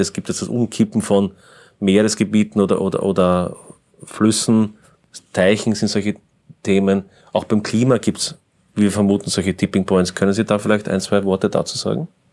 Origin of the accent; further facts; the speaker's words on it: Austria; wir als Österreicher